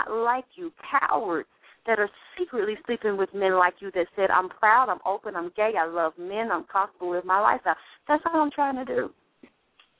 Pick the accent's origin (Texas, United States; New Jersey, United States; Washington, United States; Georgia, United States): Georgia, United States; Atlanta; I grew up in Atlanta, Georgia, in the church